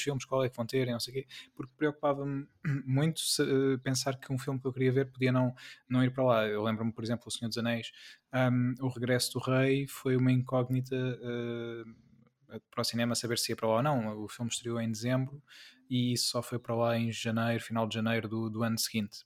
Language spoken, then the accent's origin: Portuguese; Peniche, Centro, Portugal; eu fui criado e eu, atenção, eu cresci uh, em Peniche